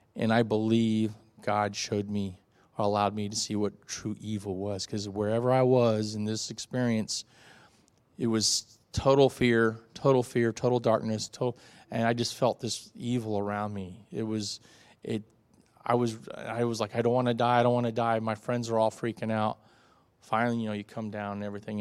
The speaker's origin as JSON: {"language": "English", "region": "South Florida", "country": "United States", "tie": "born or raised there", "moved": "yes", "said": "in my first twelve years of my life, I had the classic American life, uh, growing up in South Florida"}